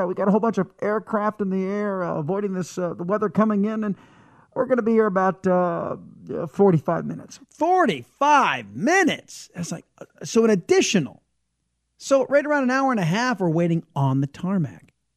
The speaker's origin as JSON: {"language": "English", "town": "San Diego", "region": "California", "country": "United States", "moved": "yes", "lives_now": "Texas, United States", "said": "I am originally a Californian and San Diego, Californian"}